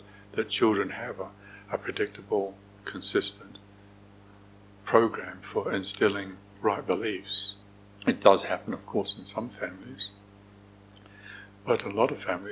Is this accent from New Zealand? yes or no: yes; New Zealand; I'm a New Zealander